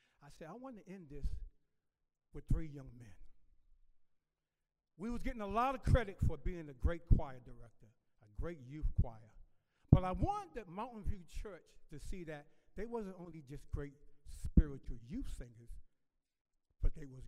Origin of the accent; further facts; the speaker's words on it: Boston, Massachusetts, United States; moved away; also born or lived in Atlanta, Georgia / Quitman, Georgia; when I was growing up in Boston